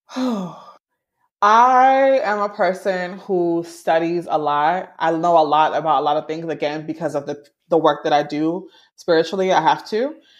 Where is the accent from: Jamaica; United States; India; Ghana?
Jamaica; I'm Jamaican